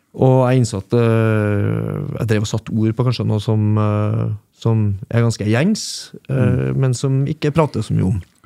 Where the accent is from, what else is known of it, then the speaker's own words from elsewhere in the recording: Trøndelag, Norway; jeg er trønder